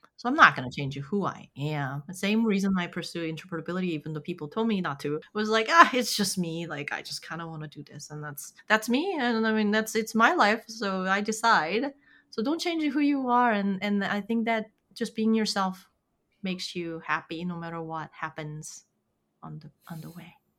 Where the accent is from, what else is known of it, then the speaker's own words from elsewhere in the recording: South Korea; moved away; I'm from South Korea